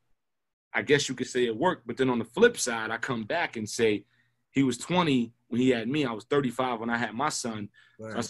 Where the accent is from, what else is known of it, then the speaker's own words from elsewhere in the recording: New York City, New York, United States; I was born in Kings County, which if you know Brooklyn, is one of the worst hospitals, if not the worst hospital in Brooklyn